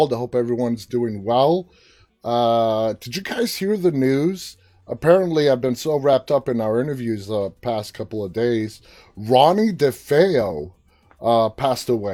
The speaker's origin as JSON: {"language": "English", "town": "New York City", "region": "New York", "country": "United States", "tie": "born or raised there", "said": "I was born and raised in New York City."}